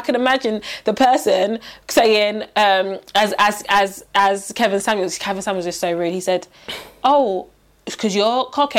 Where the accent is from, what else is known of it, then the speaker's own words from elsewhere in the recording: London, United Kingdom; I say my parents are Nigerian. Like, you know, I was born in London or whatever.